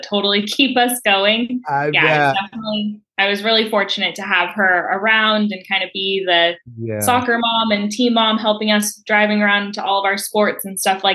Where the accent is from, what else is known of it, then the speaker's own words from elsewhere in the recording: Roseville, California, United States; also born or lived in San Luis Obispo, California; now in South Bay, California, United States; I grew up in Northern California in the lovely suburb of Sacramento, Roseville. So I'm a Placer County born and raised